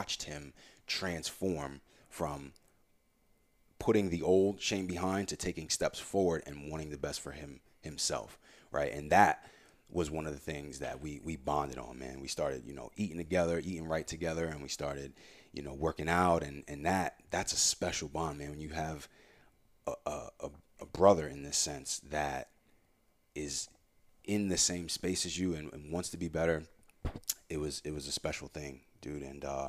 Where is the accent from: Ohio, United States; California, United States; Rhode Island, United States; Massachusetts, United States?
Rhode Island, United States; Warwick; And him and I grew up together in Warwick and been best friends since like 7th, 8th grade, middle school.